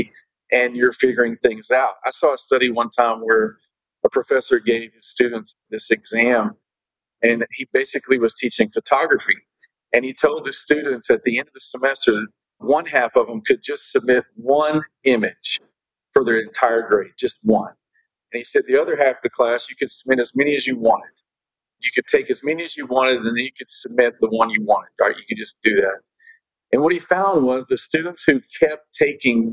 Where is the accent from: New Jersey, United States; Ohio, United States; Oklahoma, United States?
Oklahoma, United States; I grew up in Oklahoma, so we were next to the Dallas Cowboys